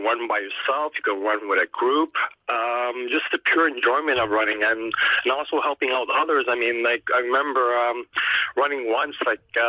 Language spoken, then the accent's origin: English; Montreal, Quebec, Canada; here in Montreal. I'm from Montreal